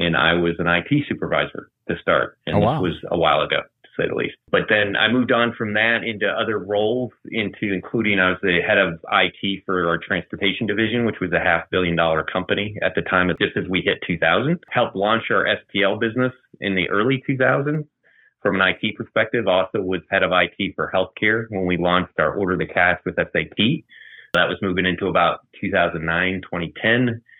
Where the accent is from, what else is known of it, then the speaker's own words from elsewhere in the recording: Maryland, United States; born there; also born or lived in Japan; now in Atlanta, United States; But I was born in Maryland, lived in Japan, in a number of other parts of the U.S. Ended up here in Atlanta as a naval officer